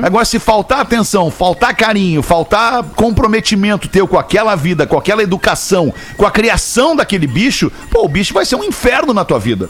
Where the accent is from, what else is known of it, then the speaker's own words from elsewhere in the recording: Rio Grande do Sul, Brazil; eu sou gaúcho